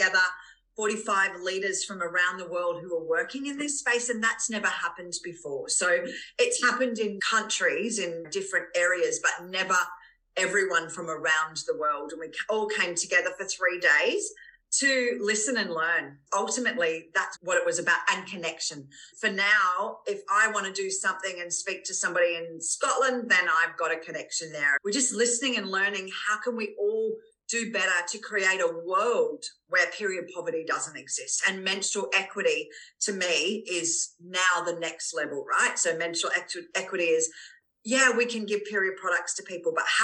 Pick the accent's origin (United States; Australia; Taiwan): Australia; we as Australian women